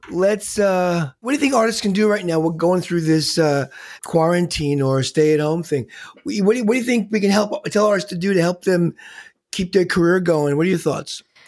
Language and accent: English; New York, United States; being a New Yorker